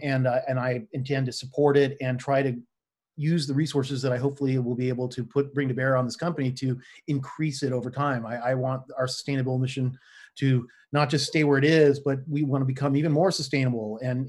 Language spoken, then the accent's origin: English; Los Angeles, California, United States; moved away as an adult; also born or lived in Richmond, Virginia; now in Virginia, United States; I'm originally from Los Angeles, California.